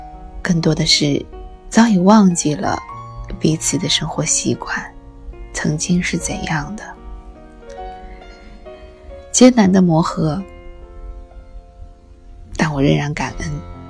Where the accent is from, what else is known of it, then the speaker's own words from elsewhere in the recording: China; 我们是中国人，你不可能在一夜之间长成一个美国人。家，是每一个中国人都逃离不开的。